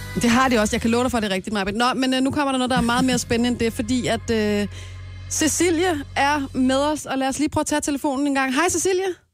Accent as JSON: {"language": "Danish", "town": "Brøndby", "region": "Capital Region of Denmark", "country": "Denmark", "said": "jeg er fra Brøndby af"}